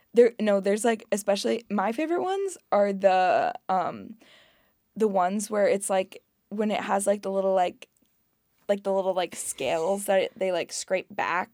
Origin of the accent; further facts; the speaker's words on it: the Midwest, Indiana, United States; moved away; I am in fact from the Midwest.